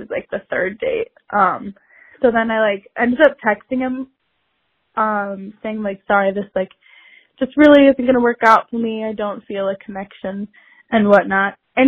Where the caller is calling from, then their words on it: Chicago, Illinois, United States; I'm from Chicago.